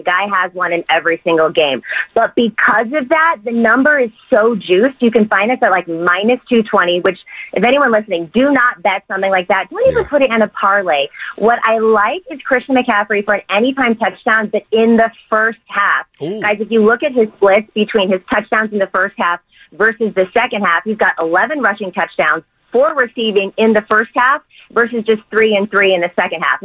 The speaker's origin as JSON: {"language": "English", "area": "Bay Area", "region": "California", "country": "United States", "tie": "born or raised there", "said": "a Bay Area kid"}